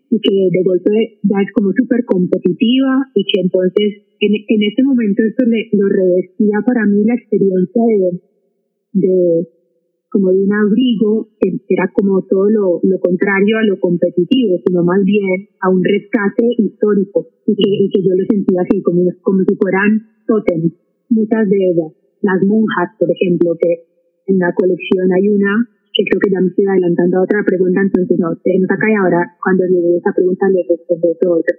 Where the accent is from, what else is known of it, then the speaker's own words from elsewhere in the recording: Manizales, Caldas, Colombia; mi ciudad natal, por ejemplo, muchas de manizales